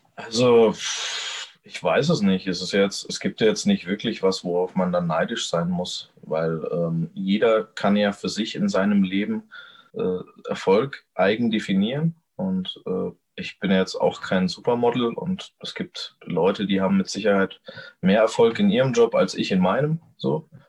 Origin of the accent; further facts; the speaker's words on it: Gemünden, Germany; ich bin hier eben aufgewachsen